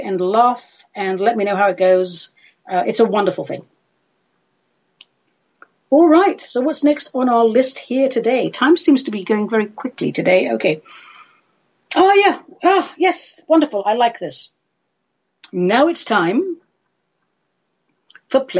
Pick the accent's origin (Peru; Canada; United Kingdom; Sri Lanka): United Kingdom; I'm British